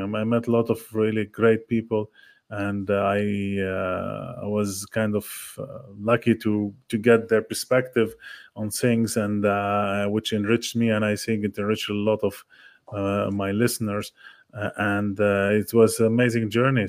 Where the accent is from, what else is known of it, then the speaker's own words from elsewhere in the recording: Lebanon; moved away; I'm from Lebanon originally